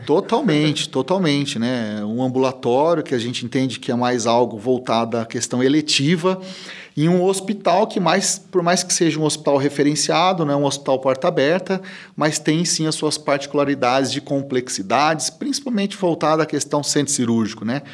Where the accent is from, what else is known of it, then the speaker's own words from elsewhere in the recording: Presidente Prudente, São Paulo, Brazil; Eu sou da cidade de Presidente Prudente